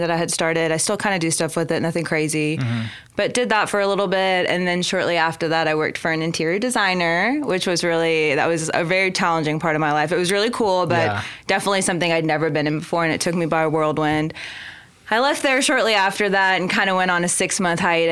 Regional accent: Edmond, Oklahoma, United States; also born or lived in Pakistan / Virginia; I was born in Pakistan, and I moved to America when I was 4. We moved to Virginia, and then shortly after, we came to Oklahoma

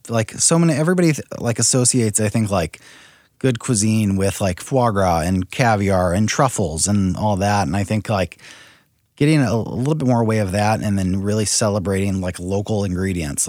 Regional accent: St. Louis, Missouri, United States; also born or lived in San Francisco / New York; I grew up here in St. Louis

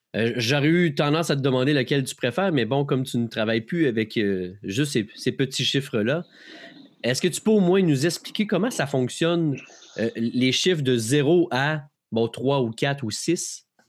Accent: Quebec, Canada; je venais du Québec

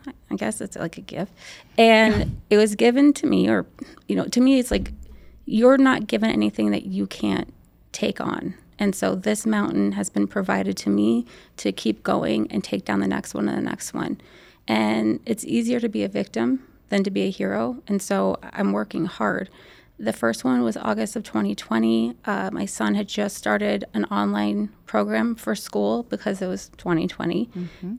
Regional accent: Arizona, United States; I'm from Arizona

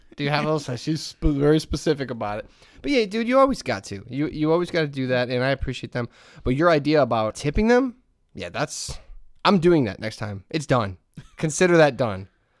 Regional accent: Hessville, Indiana, United States; I grew up in Hessville. I used to always go to Lindy's and Kennedy all the time.

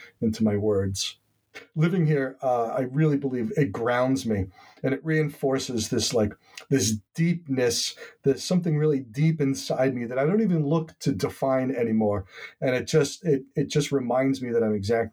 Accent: Long Island, New York, United States; now in Swan's Island, United States; I grew up on Long Island, very suburban, very postage stamp lot subdivision type of environment.

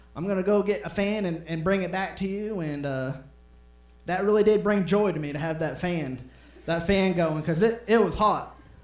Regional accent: Maine, United States; moved away; I'm from Maine

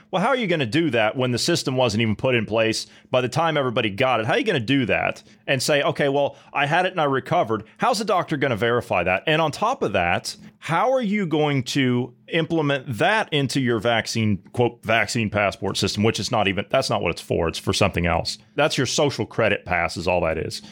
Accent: United States; moved away; also born or lived in Europe; I, as an American citizen

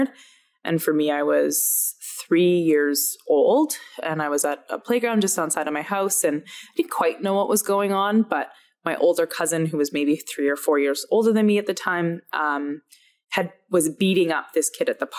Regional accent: Alberta, Canada; growing up in Alberta

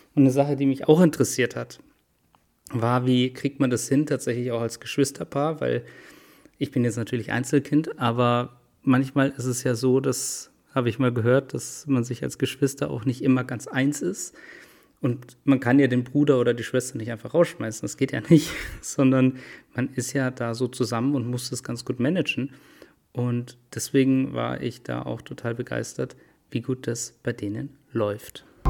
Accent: Munich, Bavaria, Germany; Als Münchner bin ich natürlich ähm, da auch immer mit dabei mit dem FC Bayern

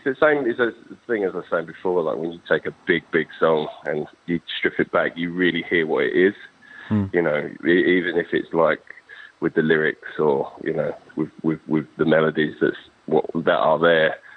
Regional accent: United Kingdom

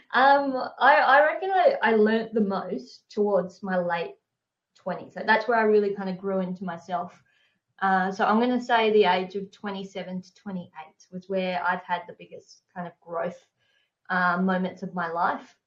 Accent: Hobart, Tasmania, Australia; I grew up in Hobart

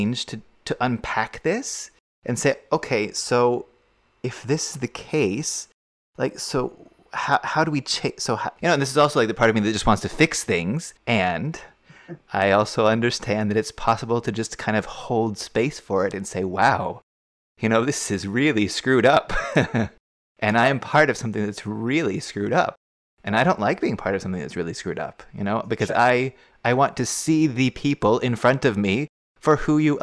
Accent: Newport News, Virginia, United States; growing up in my generation and in where we grew up in Newport News

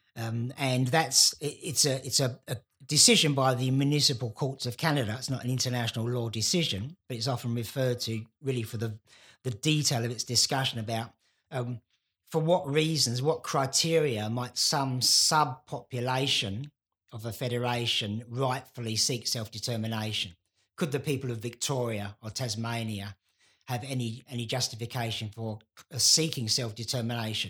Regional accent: London, United Kingdom; the place I was born in London

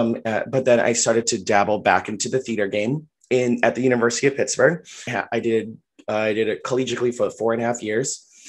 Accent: Philippines; I am Filipino. And so I saw Filipino audience members.

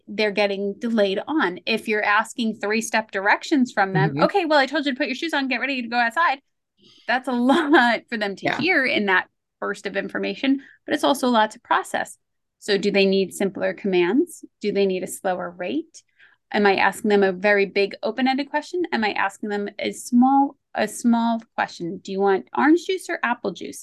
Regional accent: New York, United States; I grew up in the 80s and the 90s, and I grew up in New York

